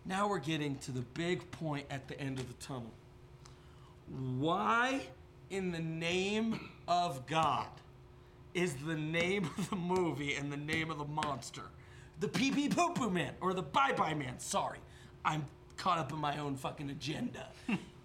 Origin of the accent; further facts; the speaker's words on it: United States; I'm an American